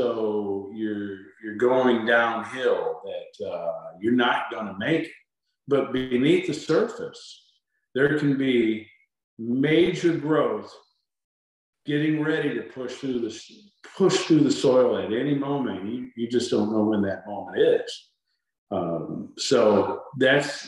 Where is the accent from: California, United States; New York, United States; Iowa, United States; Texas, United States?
Iowa, United States; also born or lived in Pennsylvania; now in Florida, United States; I grew up in Iowa and lived in your state for a while